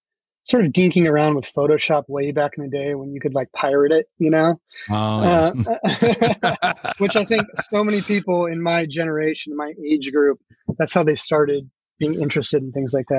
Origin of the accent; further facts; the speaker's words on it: Centralia, Washington, United States; I grew up in Sorry. Centralia, Washington